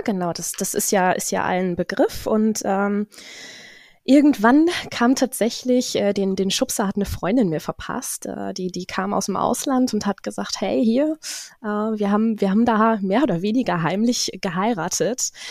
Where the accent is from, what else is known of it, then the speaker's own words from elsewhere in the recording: Zetel, Lower Saxony, Germany; nie weggekommen hier so wirklich. Ähm, also auch den Menschen hier im Umfeld ganz nah und, und man kennt sich. Bin somit auch ähm, in den öffentlichen Dienst gerutscht hier in Zetel